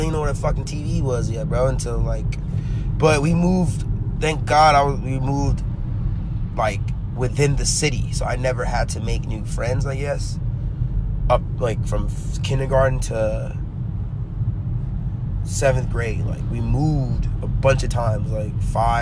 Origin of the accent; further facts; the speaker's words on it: Anaheim, California, United States; also born or lived in Garden Grove; I've been in Anaheim my whole youth